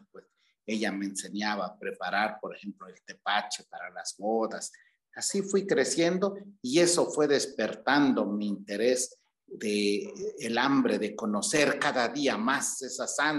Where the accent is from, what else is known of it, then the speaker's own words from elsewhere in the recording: Mitla, Oaxaca, Mexico; Bueno, mire, en esa época que yo fui niño, el pueblo era, era muy hermoso, estaba muy bonito, un pueblo muy típico, cercos de cactus, casas de adobe, casas de, paja